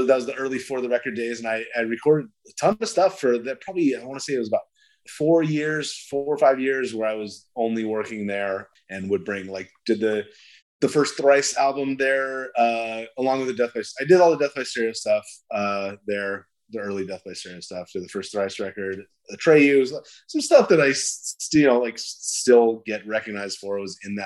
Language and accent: English; Yorba Linda, California, United States; I grew up in Yorba Linda